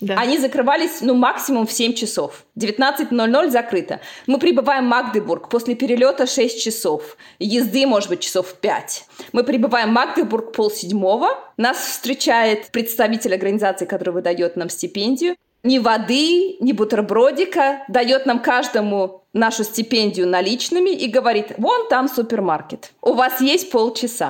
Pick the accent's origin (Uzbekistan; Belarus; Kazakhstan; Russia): Uzbekistan; moved away as an adult; now in Bonn, Germany; я родом из Узбекистана